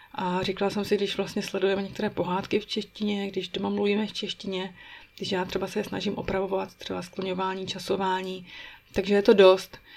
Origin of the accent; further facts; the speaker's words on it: Czechia; first language Czech; moved away as an adult; now in Bern, Switzerland; u nás v Česku